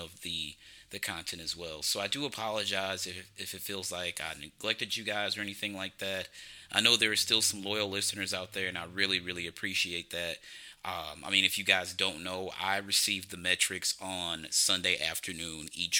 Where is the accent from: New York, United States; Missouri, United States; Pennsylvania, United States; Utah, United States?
Missouri, United States; St. Louis; I'm from St. Louis, Missouri